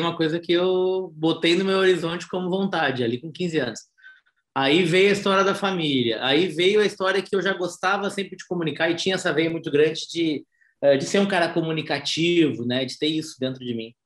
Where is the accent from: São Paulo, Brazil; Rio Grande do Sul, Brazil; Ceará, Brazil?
Rio Grande do Sul, Brazil; Porto Alegre; eu sou natural de Porto Alegre, Rio Grande do Sul